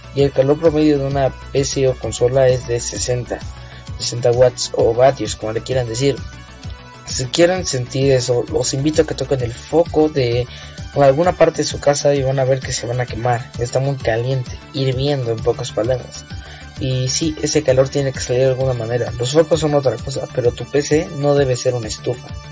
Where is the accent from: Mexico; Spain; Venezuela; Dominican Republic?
Mexico; tenemos en mi tierra, México.